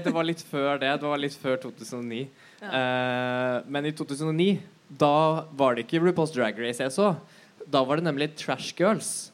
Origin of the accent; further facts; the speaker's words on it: Bærum, Akershus, Norway; moved away as an adult; now in Oslo, Norway; født i Oslo. Um, oppvokst i Bærum